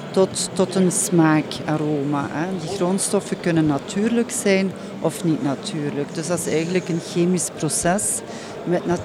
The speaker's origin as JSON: {"language": "Dutch", "town": "Hasselt", "region": "Flanders", "country": "Belgium", "said": "wij zijn afkomstig van Hasselt. Mhm. Uh, Hasselt is de hoofdstad van, hoofdstad van de smaak."}